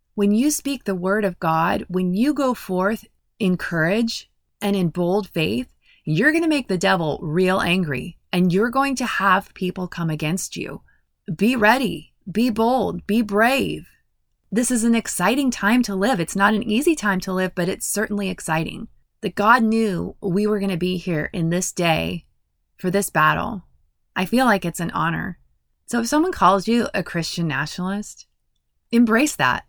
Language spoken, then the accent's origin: English; United States